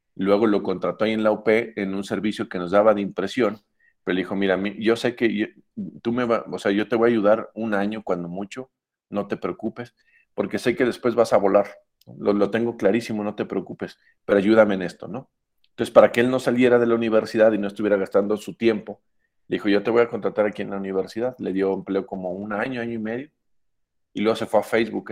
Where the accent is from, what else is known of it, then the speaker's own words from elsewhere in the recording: Aguascalientes, Mexico; also born or lived in Guadalajara, Jalisco; nací en Guadalajara, pero soy de Aguascalientes, literal, así tal cual. Mm, yo me considero más bien hidrocálido, solo viví los primeros cinco años de mi vida en Guadalajara